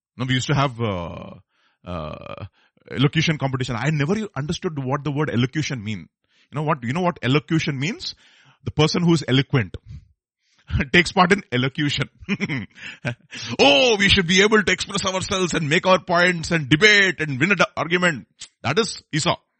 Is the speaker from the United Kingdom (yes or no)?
no; Hyderabad, Telangana, India; I'm, I'm from Hyderabad